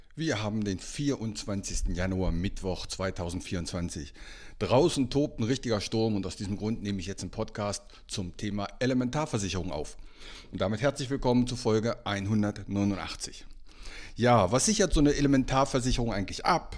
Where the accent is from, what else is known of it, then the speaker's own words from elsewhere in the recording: Einbeck, Lower Saxony, Germany; now in Meldorf, Germany; meine alte Heimatstadt, meine alte Heimatstadt ist betroffen, Einbeck